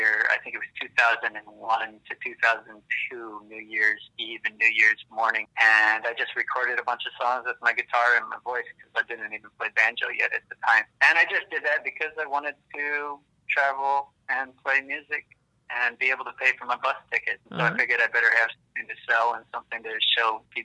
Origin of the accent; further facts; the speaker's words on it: Michigan, United States; moved away; also born or lived in Illinois; I grew up in Michigan, near Lake Michigan